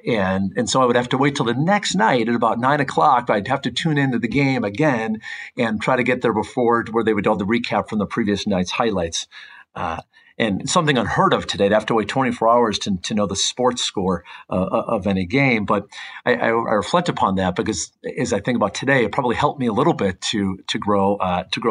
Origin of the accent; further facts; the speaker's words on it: Midwest, United States; now in Orange County, California, United States; I remember growing up, I grew up in the Midwest